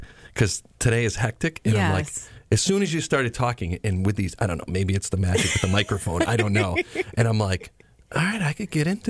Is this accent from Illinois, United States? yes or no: no; Berkshire County, Massachusetts, United States; born or raised there